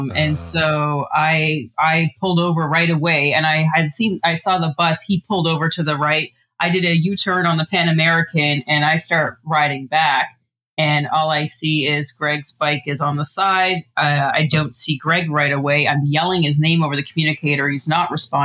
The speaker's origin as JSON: {"language": "English", "country": "Canada", "said": "I'm from Canada"}